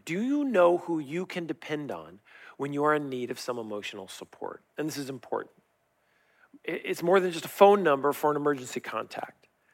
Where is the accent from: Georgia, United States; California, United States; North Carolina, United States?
California, United States; Riverside; I grew up in La Sierra, and back in the day when I grew up there, they had orange groves.